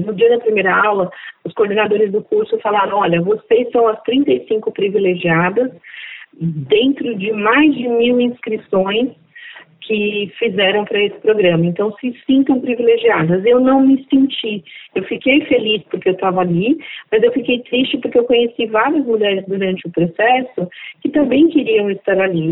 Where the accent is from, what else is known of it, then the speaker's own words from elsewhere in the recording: Diadema, São Paulo, Brazil; also born or lived in Northeast Brazil; eu sou nordestina, de origem negra, e fui criada na periferia de Diadema